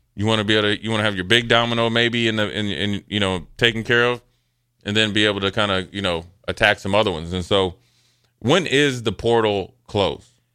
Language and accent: English; Nebraska, United States; I was from Nebraska